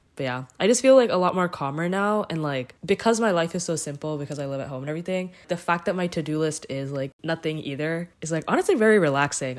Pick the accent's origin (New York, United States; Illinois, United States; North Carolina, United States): North Carolina, United States; Morrisville; also born or lived in Cary, North Carolina; I grew up in Morrisville